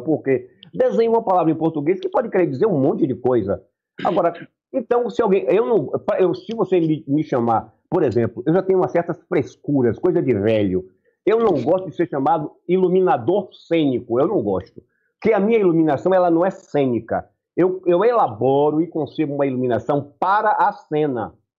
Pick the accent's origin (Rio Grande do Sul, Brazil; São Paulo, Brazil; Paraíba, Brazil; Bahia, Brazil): Bahia, Brazil; eu tenho a minha cultura, eu sou baiano, rapaz. Claro. Eu sou baiano, na Bahia é.